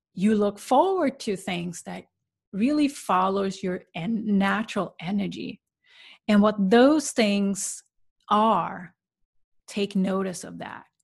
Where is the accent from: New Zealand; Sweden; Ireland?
Sweden; moved away; where I grew up in Sweden